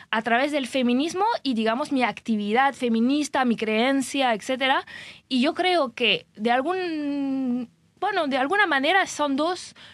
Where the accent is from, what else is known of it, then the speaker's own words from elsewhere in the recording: France; Spanish is a second language; moved away; porque a veces como yo soy francesa, que, vengo de un país que está bastante cerca